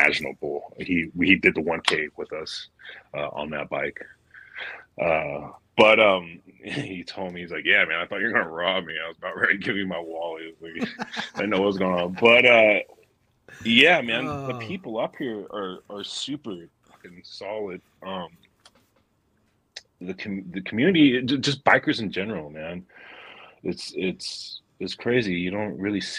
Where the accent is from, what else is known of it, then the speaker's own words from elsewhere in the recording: Southern California, United States; now in Oregon, United States; I grew up in SoCal